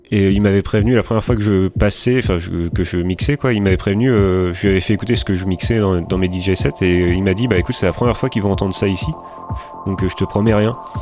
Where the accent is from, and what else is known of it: France